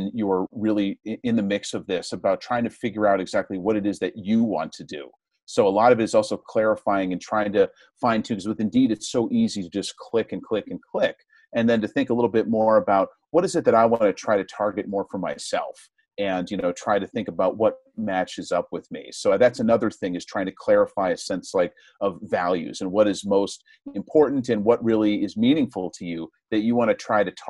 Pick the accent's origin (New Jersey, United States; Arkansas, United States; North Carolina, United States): New Jersey, United States; suburbs outside New York City; moved away as an adult; also born or lived in Rhode Island / Houston, Texas; I'm originally from New Jersey. I grew up in the suburbs outside of New York City.